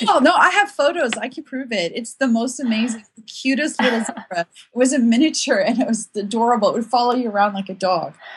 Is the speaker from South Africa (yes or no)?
yes; South Africa; moved away as an adult; also born or lived in Ukraine; now in United States; I grew up in South Africa